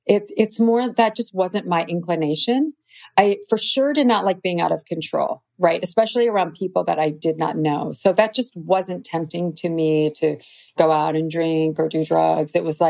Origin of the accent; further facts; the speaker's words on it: Midwest, United States; Plus just growing up in the Midwest, it's very hardworking, normal people.